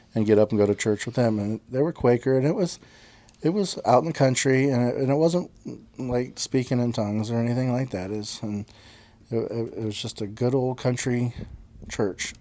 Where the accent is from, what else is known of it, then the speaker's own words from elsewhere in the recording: Lake Monroe, Indiana, United States; my dad's parents in Indiana, they ended up having a houseboat, and we grew up on Lake Monroe.